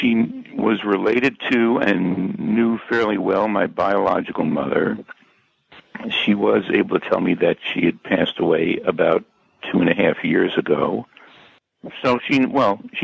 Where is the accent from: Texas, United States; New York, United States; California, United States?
New York, United States; Bay Shore; Bayshore, New York is my hometown